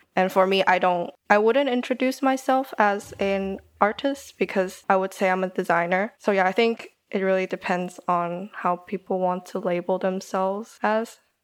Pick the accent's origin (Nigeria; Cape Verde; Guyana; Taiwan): Taiwan; moved away as an adult; also born or lived in Germany; now in United Kingdom; I'm Taiwanese. Um, I grew up in Taiwan most of my life, but studied in Germany for a bit and then came to the U K for uni